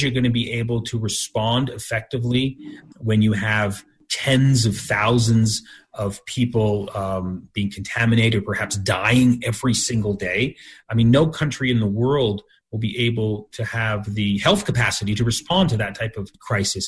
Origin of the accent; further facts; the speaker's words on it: Canada; I was born in Canada and I have Canadian citizenship